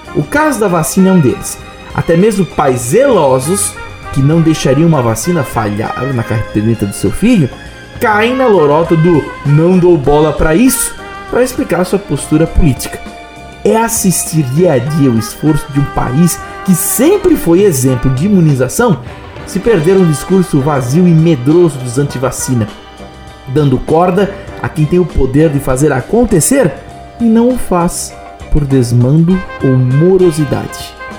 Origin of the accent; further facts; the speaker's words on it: Blumenau, Santa Catarina, Brazil; Em Blumenau, isto é iguaria, lei magna da culinária da minha terrinha.